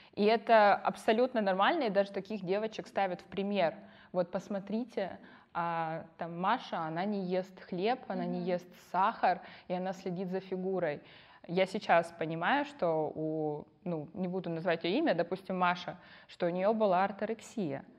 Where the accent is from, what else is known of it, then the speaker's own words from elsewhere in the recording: Yelizavetinskaya, Krasnodar Krai, Russia; Я родилась в Краснодаре, выросла в станице Елизаветинской с бабушкой